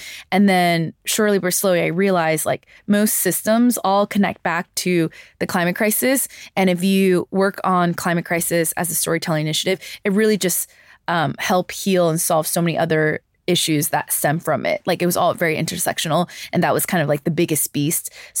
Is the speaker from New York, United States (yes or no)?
yes; New York City, New York, United States; I grew up in New York City. I grew up in, you know, these metropolitan areas.